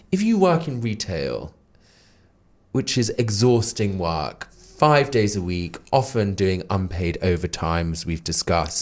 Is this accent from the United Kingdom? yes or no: yes; Darlington, North East England, United Kingdom; now in London, United Kingdom; the northeast where I'm from. I'm from Darlington in County Durham.